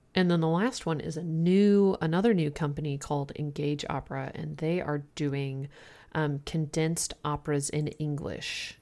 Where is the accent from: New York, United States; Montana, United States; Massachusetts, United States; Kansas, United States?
Kansas, United States; the Midwest; moved away; I'm from the Midwest originally